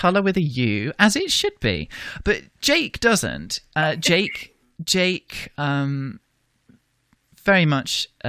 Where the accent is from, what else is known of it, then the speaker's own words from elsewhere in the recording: United Kingdom; As a British reader of Homestuck, as representing an old colonial power